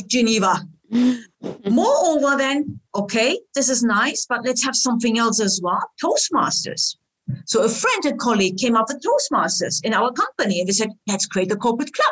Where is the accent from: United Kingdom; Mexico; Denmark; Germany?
Germany; also born or lived in Istanbul, Turkey; now in Switzerland; after I grew up in Germany, my family decided to go back to Istanbul and I started my career there